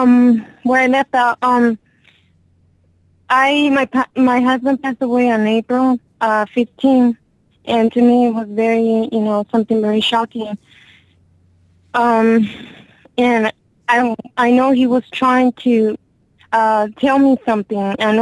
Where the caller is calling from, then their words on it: Los Angeles, California, United States; I'm calling from Los Angeles.